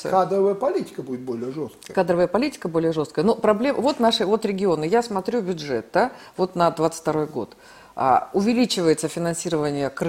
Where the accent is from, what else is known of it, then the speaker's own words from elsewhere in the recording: Siberia, Russia; Ну, вот я родом из Сибири